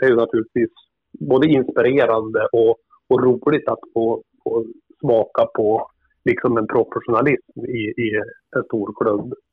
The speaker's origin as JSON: {"language": "Swedish", "town": "Kramfors", "region": "Västernorrland County", "country": "Sweden", "tie": "born or raised there", "said": "Är bosatt i Kramfors för tillfället. Där har jag bott i stort sett hela mitt liv, även om jag har jobbat både här och i Stockholm de sista tio åren."}